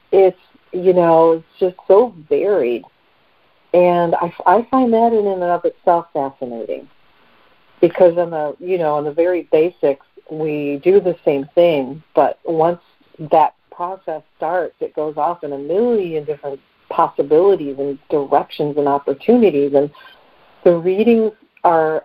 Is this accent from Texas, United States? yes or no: no; Detroit, Michigan, United States; area code 586, which is my hometown, Detroit area